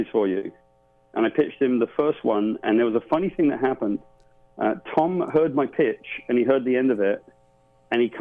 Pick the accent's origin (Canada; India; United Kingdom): United Kingdom; I'm from Great Britain.